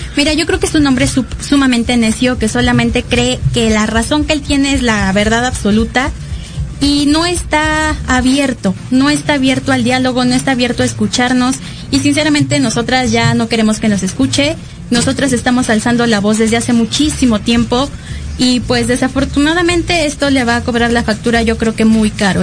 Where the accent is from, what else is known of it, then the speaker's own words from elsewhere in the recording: Mexico City, Mexico; me siento como súper chilanga